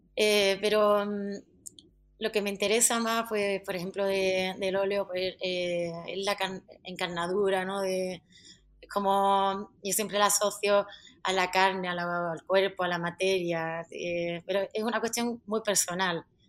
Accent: Jerez de la Frontera, Andalusia, Spain; now in Madrid, Spain; soy de Jerez, pero he nacido y me he criado en, una barriada de allí que está en medio del campo

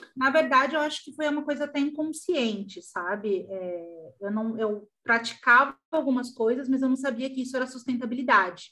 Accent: São Paulo, Brazil; moved away as an adult; also born or lived in Porto Alegre; now in Gravataí, Brazil; Eu nasci em São Paulo, mas eu moro no Rio Grande do Sul há entre 15 a 12 anos

